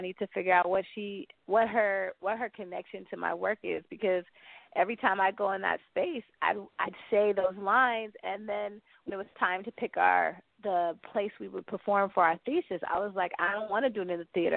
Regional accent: the Bay Area, California, United States; born or raised there

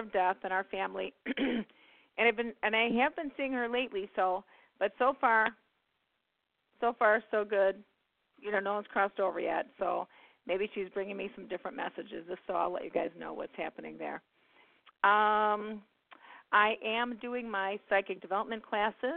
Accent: Midwest, United States; I'm from the Midwest

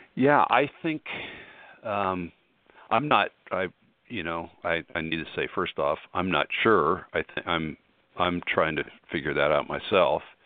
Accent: Colorado, United States; moved away; I'm from Colorado originally

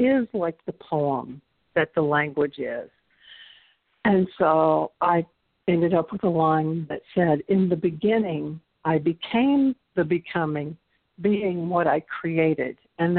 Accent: the South, United States; accent: Southern; had only Spanish and my Southern accent

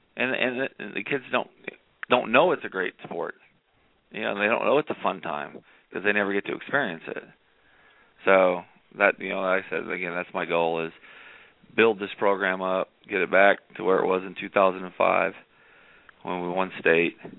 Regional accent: Indiana, United States; now in Arizona, United States; I grew up in Indiana

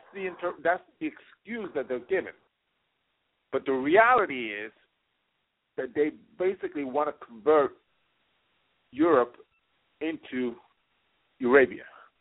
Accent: New York City, New York, United States; moved away; when I was growing up in New York City

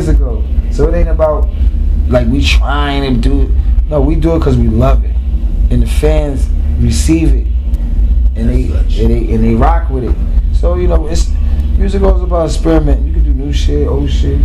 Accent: New York City, New York, United States; We grew up in Queens

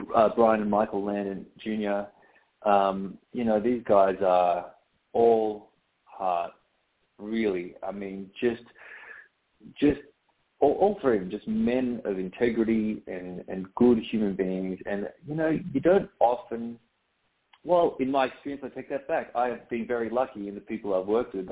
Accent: Australia; moved away as an adult; now in United States; I'm a poor excuse for an Australian growing up on the beach.

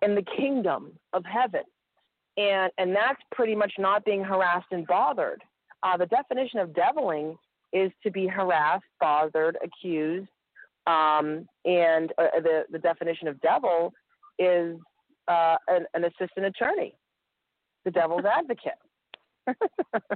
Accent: Massachusetts, United States; I'm from Massachusetts, and I'm in Texas

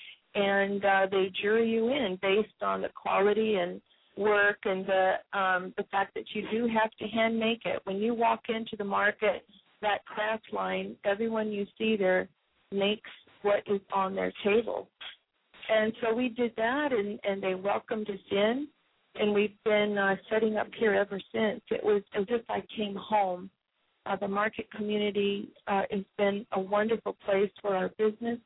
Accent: Hawaii, United States; moved away as an adult; now in Seattle, United States; I'm from Hawaii

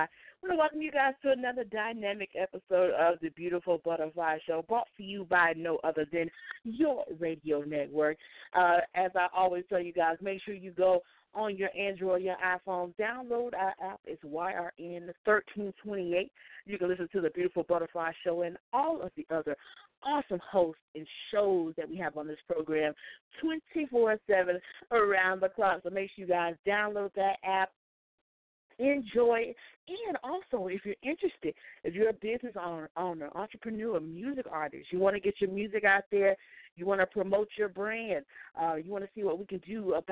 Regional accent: North Carolina, United States; another fellow North Carolinian. I am also from North Carolina as well.

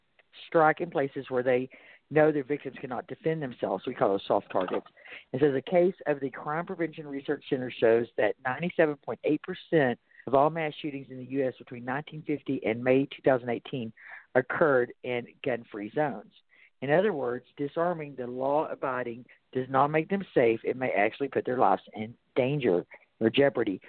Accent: Texas, United States; accent: Texas; my Texas accent

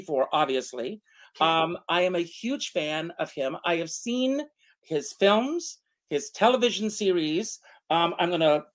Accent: Conway, South Carolina, United States; growing up in Conway, South Carolina

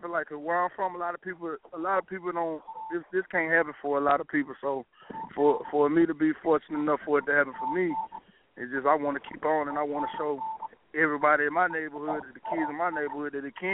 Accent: Pine Bluff, Arkansas, United States; I'm I'm from Pine Bluff, Arkansas. Way out

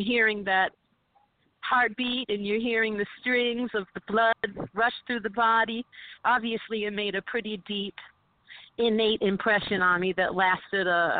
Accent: Utica, New York, United States; born or raised there; moved away as an adult; now in New York City, United States

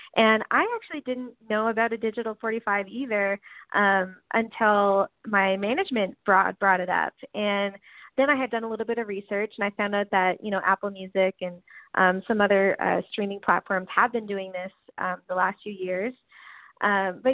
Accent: Newfoundland and Labrador, Canada; now in Nashville, United States; I'm from Newfoundland

